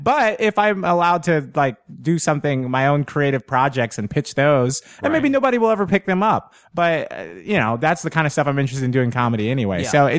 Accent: New York, United States; anytime I go somewhere like that and go, I'm from New York, they're like, well, come headline this stadium.

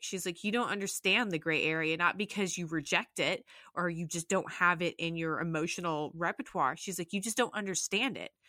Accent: Salt Lake City, Utah, United States; moved away as an adult; also born or lived in Jacksonville; I was born and raised in Salt Lake City, Utah

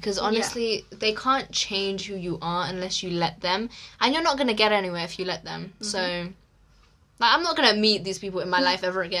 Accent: England, United Kingdom; also born or lived in Egypt; we were both born in England

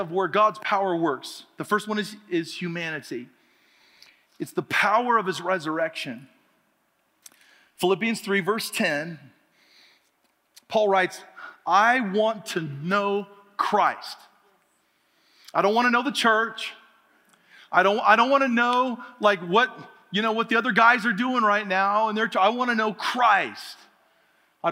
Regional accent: Oregon, United States; I grew up in Oregon where there's lots of water

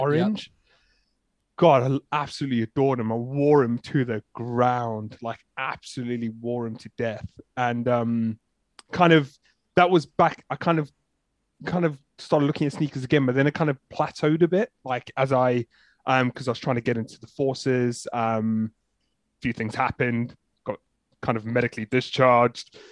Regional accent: South Africa; now in United Kingdom; I'm originally from South Africa, so kind of been in the U K

